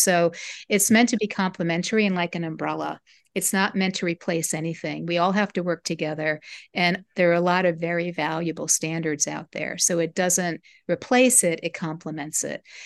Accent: United States; I'm part, part German, part Italian, but I'm American

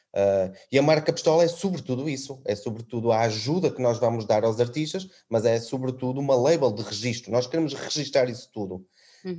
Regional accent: Trás-os-Montes, Portugal; now in Azores, Portugal; eu sou transmontano

